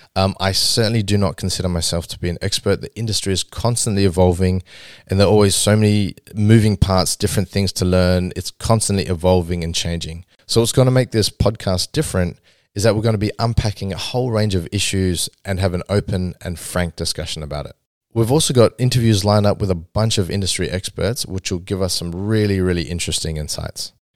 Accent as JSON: {"language": "English", "country": "Australia", "tie": "born or raised there", "said": "growing up in Australia and growing up in the West"}